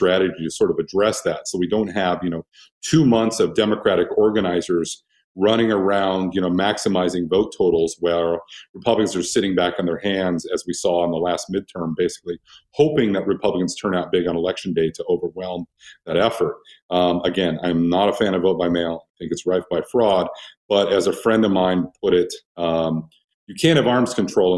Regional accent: Oregon, United States; moved away; It was a good state to be from. And I was really, really proud of it. And like now you mentioned, oh, well, I'm from Oregon

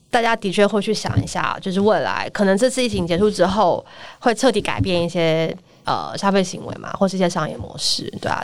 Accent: Taiwan; moved away as an adult; 回到台湾来，然后创业

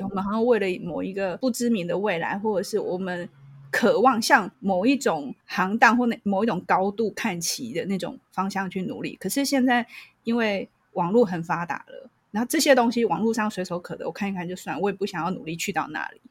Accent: Taiwan; 我们台湾人虽然很热情、很好客，可是我，我觉得我们是算是恐惧沟通的

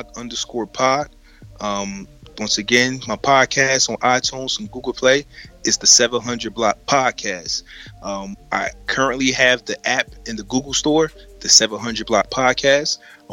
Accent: Trenton, New Jersey, United States; accent: Jersey; I'm from Trenton, New Jersey.

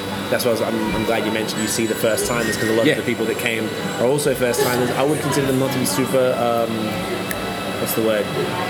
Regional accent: Australia; born or raised there; moved away as an adult; also born or lived in Canada

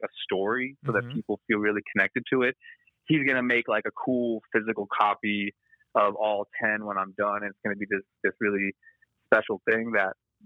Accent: Los Angeles, California, United States; I'm born and raised in L.A. I was born in Silver Lake.

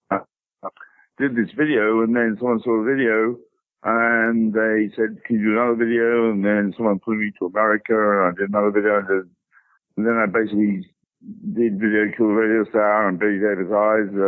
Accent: Wollongong, New South Wales, Australia; moved away as an adult; also born or lived in Melbourne / Sydney / England; I was born in Mel- Melbourne, Australia, grew up in um, Wollongong and then Sydney, Australia. But 79, I went to England and uh, started doing music videos

